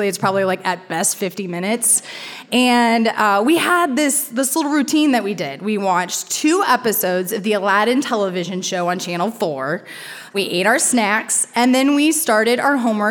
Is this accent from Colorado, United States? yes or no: no; Monrovia, Indiana, United States; I was born and raised in a town called Monrovia, Indiana